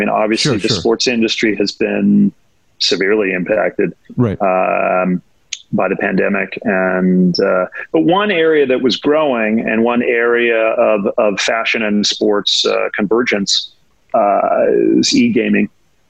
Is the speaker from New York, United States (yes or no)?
yes; New York, United States; And as a New Yorker, that's going to be tough. Right. I've been here a long time, you know, over 30 years